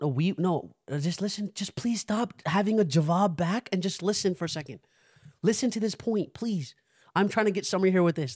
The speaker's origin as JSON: {"language": "English", "country": "United States", "tie": "born or raised there", "said": "We growing up in America"}